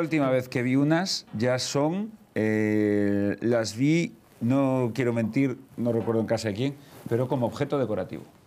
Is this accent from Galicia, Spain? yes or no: yes; Galicia, Spain; como soy gallego